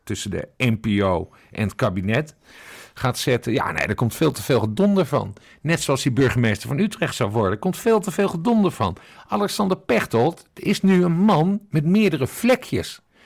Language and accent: Dutch; Sint Maarten; also born or lived in Curaçao; now in Netherlands; geboren op Curaçao, getogen op Sint Maarten en nu in Nederland